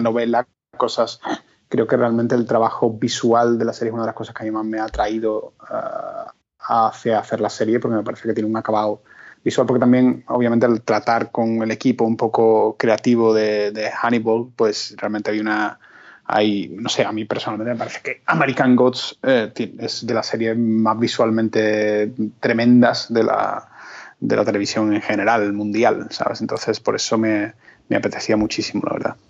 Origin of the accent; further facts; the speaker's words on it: Spain; éramos como dos españoles